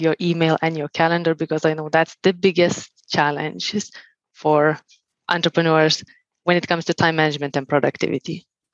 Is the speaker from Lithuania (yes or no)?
yes; Lithuania; moved away; also born or lived in Finland; I'm originally from Lithuania. I lived 11 years in Finland